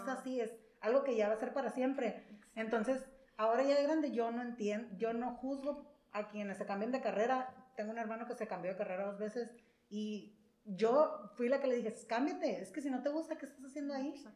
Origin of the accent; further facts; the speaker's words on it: San Luis Río Colorado, Sonora, Mexico; moved away as an adult; also born or lived in Mexicali; yo soy de aquí de San Luis, aquí nací, aquí crecí